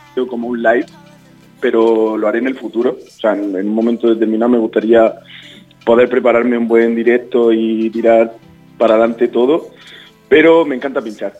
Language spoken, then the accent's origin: Spanish; Linares, Andalusia, Spain; now in Granada, Spain; yo soy de Linares.